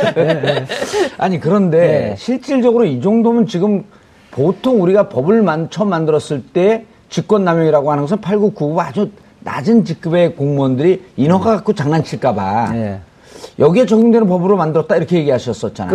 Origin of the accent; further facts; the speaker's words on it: Bonghwa, North Gyeongsang, South Korea; 제 고향이 봉화 아니에요